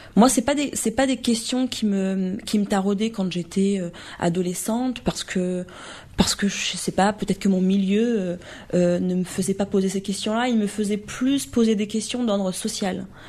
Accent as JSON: {"language": "French", "town": "Romorantin-Lanthenay", "region": "Centre-Val de Loire", "country": "France", "tie": "born or raised there", "moved": "yes", "said": "j'ai eu la chance de grandir dans, un, dans, la campagne"}